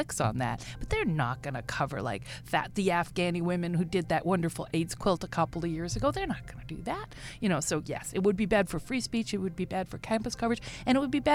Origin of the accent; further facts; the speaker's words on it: Regina, Saskatchewan, Canada; moved away; also born or lived in Vancouver; I'm originally from Regina